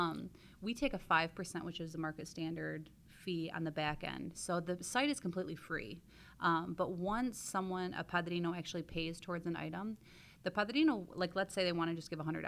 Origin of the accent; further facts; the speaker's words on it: Jackson, Michigan, United States; I'm from Jackson and our business is in Ann Arbor